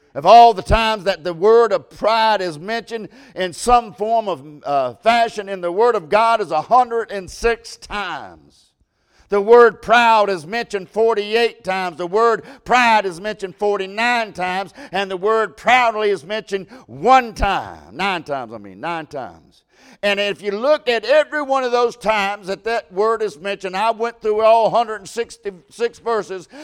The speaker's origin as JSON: {"language": "English", "country": "United States", "said": "I'm American. I love to be American"}